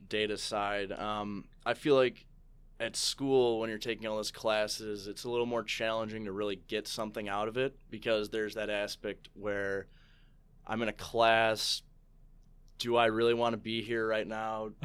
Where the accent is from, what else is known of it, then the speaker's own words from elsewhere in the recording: St. Charles, Illinois, United States; I grew up in Saint Charles